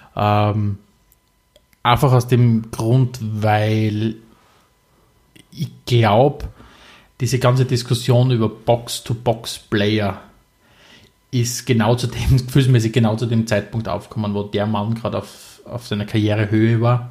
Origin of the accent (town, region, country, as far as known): Austria